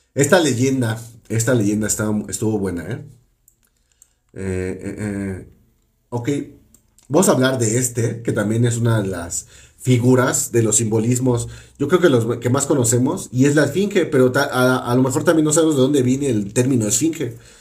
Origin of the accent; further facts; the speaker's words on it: Mexico; Aquí en México